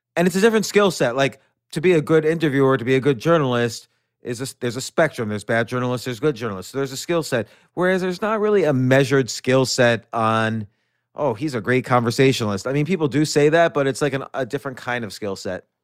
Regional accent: New York City, New York, United States; I was born in New York City, I grew up around there

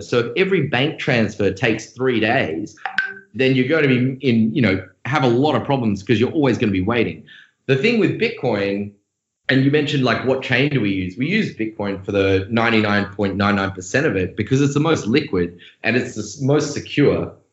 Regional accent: Australia; accent: Australian; moved away as an adult; also born or lived in Sydney; now in San Francisco, United States; I'm Australian. If you didn't notice my accent, uh, moved over in San Francisco in 2013

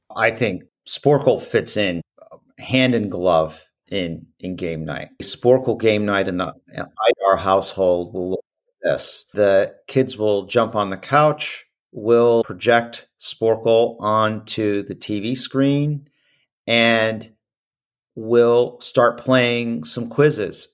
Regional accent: Midwest, United States; growing up in the Midwest

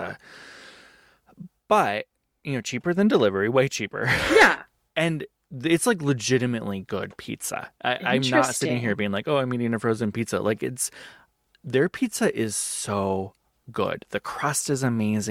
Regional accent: Midwest, United States; now in Seattle, United States; a Midwesterner who we were surrounded by good pizza in the Midwest

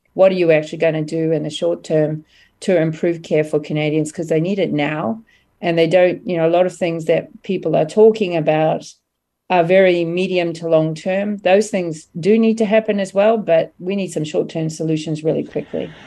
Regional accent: New Zealand; moved away; I'm originally from New Zealand

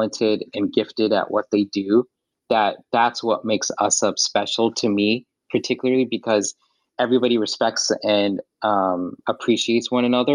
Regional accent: Southern California, United States; growing up here in Southern California

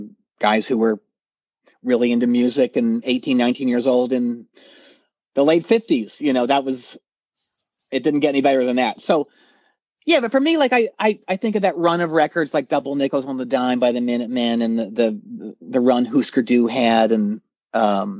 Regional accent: outside Philadelphia, Pennsylvania, United States; I grew up outside of Philly. So, like in the Mennonite farmland.

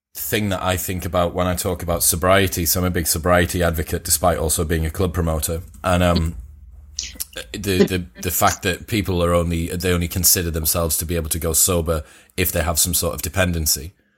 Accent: Teesside, North East England, United Kingdom; I'm from Teesside

